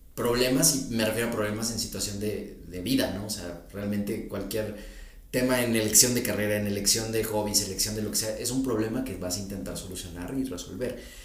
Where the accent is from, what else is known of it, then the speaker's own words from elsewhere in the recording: Mexico City, Mexico; accent: fresa; a veces tienes acento fresa